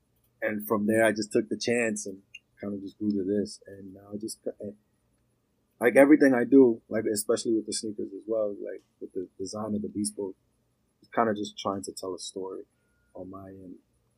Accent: New York City, New York, United States; also born or lived in Puerto Rico; I'm from New York. I'm from Queens. I was born in Puerto Rico

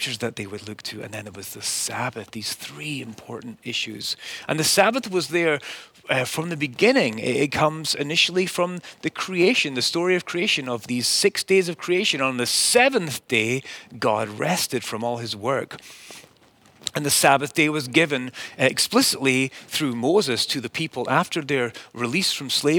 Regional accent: Scotland, United Kingdom; as a child growing up in Scotland

